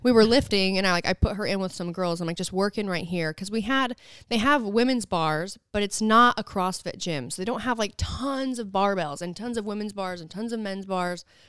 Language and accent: English; Southern Utah, United States; moved away; I'm from there. And so we really wanted to be able to showcase all of the things I grew up doing